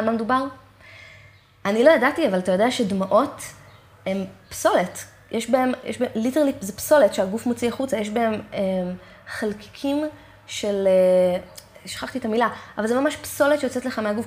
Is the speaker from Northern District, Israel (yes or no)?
no; Eilat, Southern District, Israel; moved away as an adult; also born or lived in Jerusalem / Tel Aviv; כל חיי גדלתי כאילו באמת שם